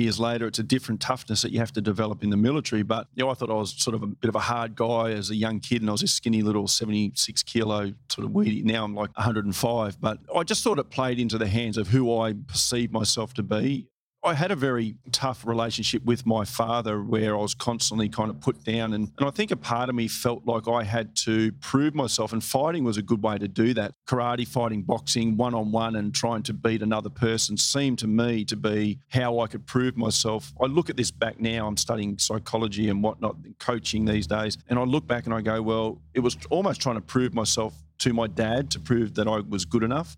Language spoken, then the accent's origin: English; Australia; very patriotic as an Australian